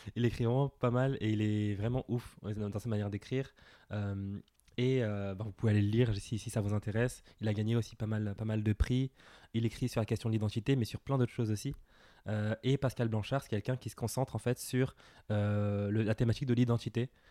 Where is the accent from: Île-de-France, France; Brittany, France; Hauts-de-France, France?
Île-de-France, France; Villepinte; j'ai grandi à Villepinte, je suis né à Villepinte, euh, en banlieue parisienne.